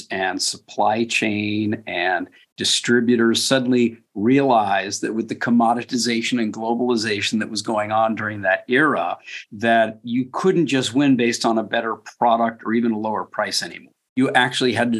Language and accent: English; Westport, Connecticut, United States; I grew up in Westport, Connecticut